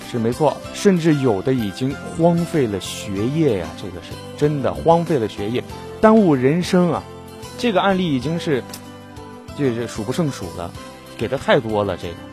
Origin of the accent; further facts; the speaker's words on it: northern China, China; moved away as an adult; also born or lived in Guangdong Ocean University, Guangdong; now in Guangdong, China; 我也是来自这个很远的地方，对吧？嗯。我是从这个咱们中国的最北边儿